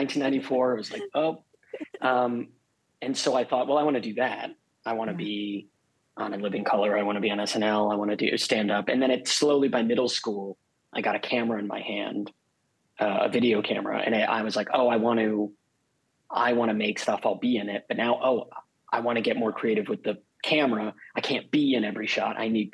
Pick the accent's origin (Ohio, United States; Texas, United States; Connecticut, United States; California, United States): Connecticut, United States; now in Los Angeles, United States; I grew up in Connecticut